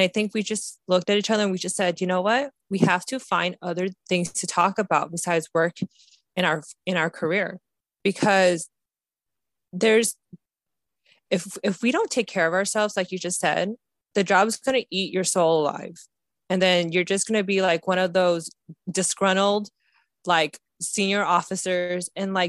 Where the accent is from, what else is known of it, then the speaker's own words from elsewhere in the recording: Ohio, United States; Akron, we're from Ohio.